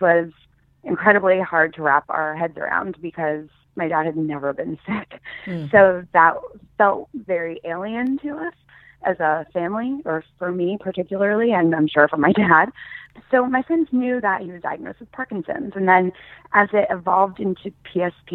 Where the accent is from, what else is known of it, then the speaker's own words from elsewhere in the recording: New York, United States; also born or lived in Los Angeles / Michigan; I was from New York